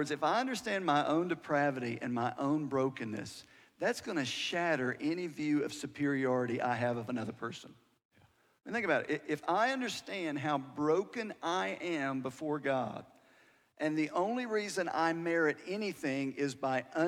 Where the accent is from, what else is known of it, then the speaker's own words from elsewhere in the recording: United States; I'm an American